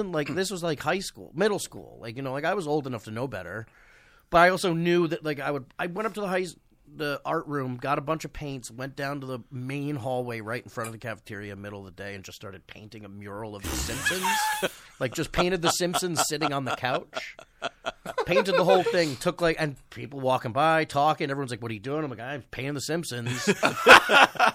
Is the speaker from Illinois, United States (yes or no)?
no; Eastchester, New York, United States; Westchester. I grew up in East Chester